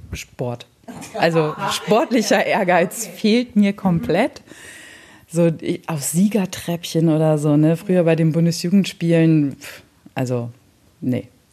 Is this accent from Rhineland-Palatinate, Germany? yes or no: no; Hannover area, Lower Saxony, Germany; now in near Bremen, Germany; naja, so Hannover